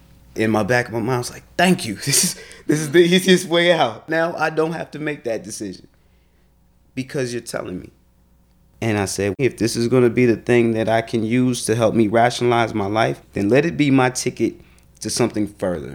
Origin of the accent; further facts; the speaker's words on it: Chicago, Illinois, United States; growing up in Chicago